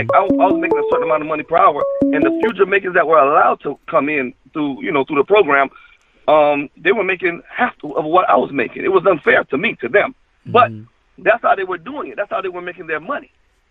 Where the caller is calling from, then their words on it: Fort Lauderdale, Florida, United States; I'm calling from Fort Lauderdale, Florida.